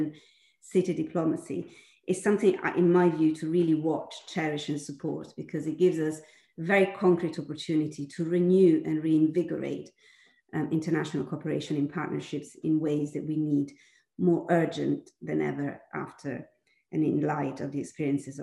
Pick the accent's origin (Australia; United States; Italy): Italy; Milan, Lombardy; the city of Milan, that happens to be also my hometown